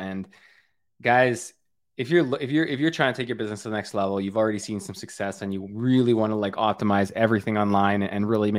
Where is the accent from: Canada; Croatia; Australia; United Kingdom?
Canada; I'm from Canada. We are not. We cannot start thinking about the end of summer yet.